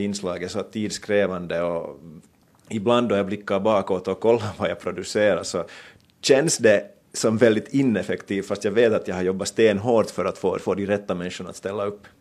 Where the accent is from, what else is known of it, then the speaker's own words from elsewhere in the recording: Finland; moved away as an adult; now in New York, United States; hemma i Finland